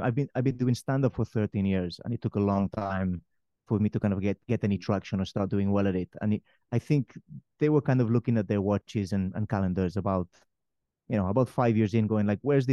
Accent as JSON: {"language": "English", "country": "Spain", "tie": "born or raised there", "also_born_or_lived": "Wales", "moved": "yes", "said": "growing up in Spain"}